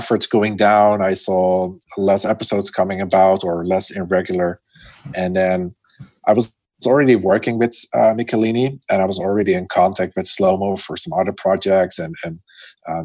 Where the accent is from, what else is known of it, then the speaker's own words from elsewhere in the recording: Netherlands; moved away as an adult; now in Chengdu, China; I'm from the Netherlands, which is very flat, right?